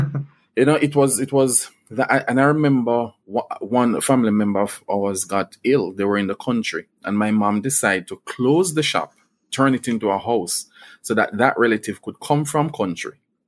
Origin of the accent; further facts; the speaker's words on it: Jamaica; growing up in Bulwe